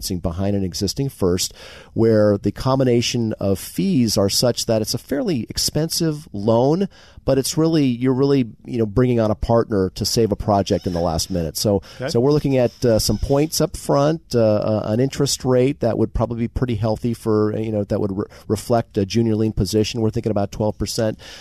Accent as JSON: {"language": "English", "area": "Marin County", "region": "California", "country": "United States", "tie": "born or raised there", "said": "I'm born and raised in Marin County"}